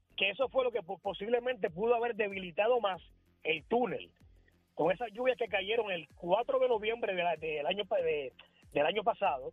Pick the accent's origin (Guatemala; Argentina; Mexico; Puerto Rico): Puerto Rico; moved away as an adult; now in Dominican Republic; Yo me fui en el 2004 de, de Puerto Rico